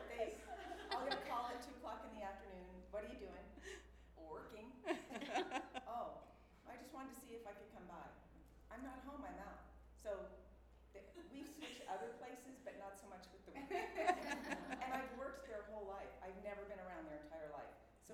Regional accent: Idaho, United States; I was from Idaho

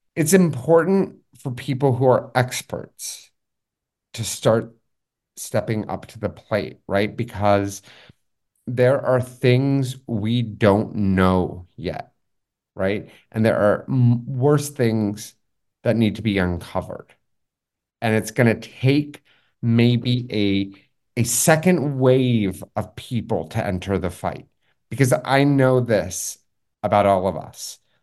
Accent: Los Angeles, California, United States; also born or lived in Taipei; I'm also from Los Angeles

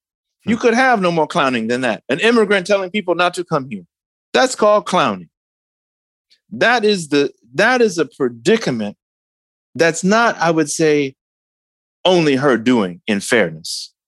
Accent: Detroit, Michigan, United States; but in my hometown in Detroit

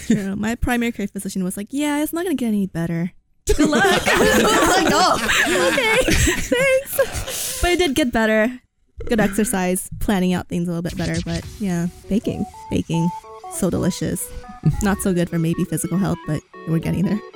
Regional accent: California, United States; now in Iowa City, United States; I'm from California, so I'm used to hot weather

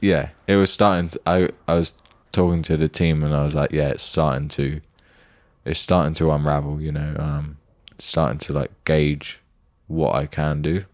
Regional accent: United Kingdom; as a British person

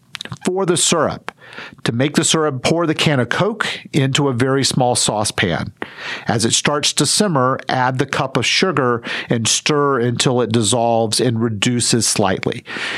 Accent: the South, United States; Growing up in the South and going to an SEC college

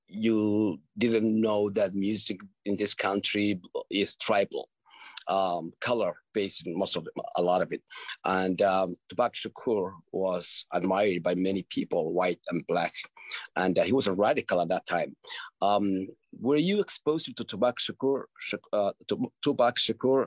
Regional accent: Somalia; moved away; I grew up in Somalia, and I left it young

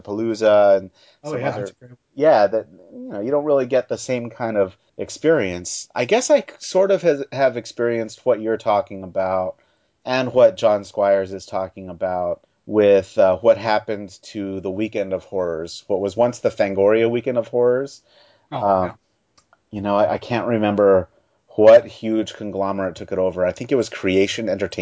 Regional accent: Baltimore, Maryland, United States; I'm from Baltimore, Maryland.

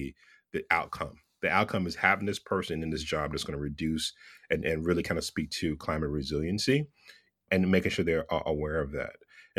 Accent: Texas, United States; now in Southern California, United States; I grew up in Texas. I grew up in the South. I'm a Southern boy who lives in California, in Southern California.

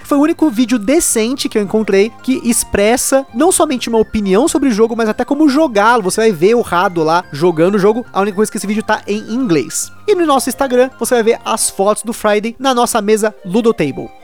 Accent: Brazil; como eu sou brasileiro

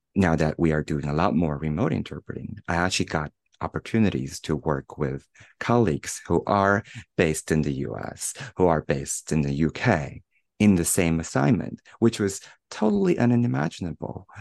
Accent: Shanghai, China; moved away as an adult; also born or lived in United States; returning to China, to Shanghai, my hometown

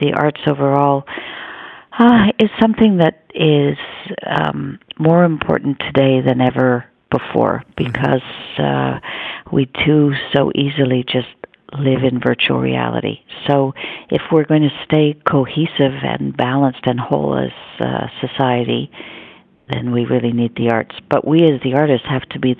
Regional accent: Canada; proud to be a Canadian

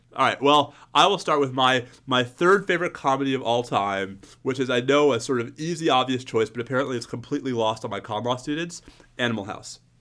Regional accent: New York, United States; As a New Yorker growing up in the nineteen eighties

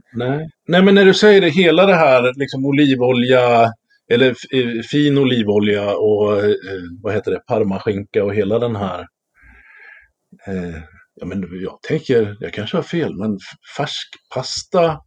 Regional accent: Västerås, Västmanland, Sweden; moved away; jag är ju från Västerås från början.

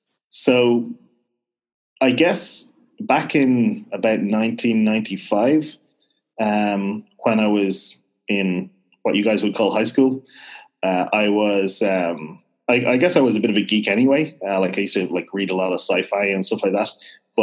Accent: Dublin, Leinster, Ireland; accent: fairly neutral Irish; So I'm actually originally from Dublin, which is why I don't really have a strong west accent. I have a fairly neutral accent, actually, for an Irish guy.

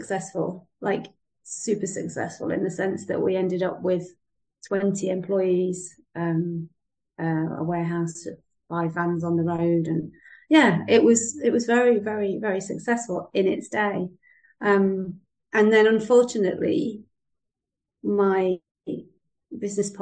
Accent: United Kingdom; moved away as an adult; now in Spain; I live in Spain, so I am British, and I've lived in Spain since 1986

